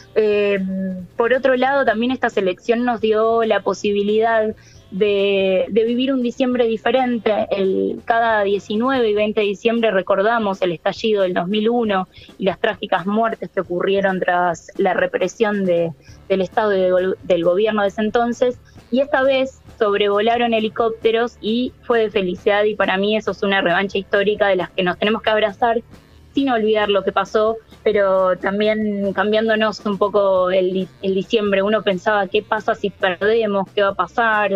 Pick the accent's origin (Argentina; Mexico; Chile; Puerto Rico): Argentina